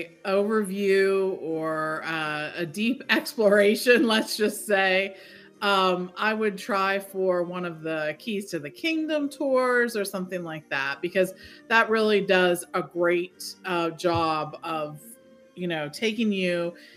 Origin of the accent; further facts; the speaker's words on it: Pittsburgh area, Pennsylvania, United States; I always say I'm from Pittsburgh, or I live in Pittsburgh, but I've always lived north of Pittsburgh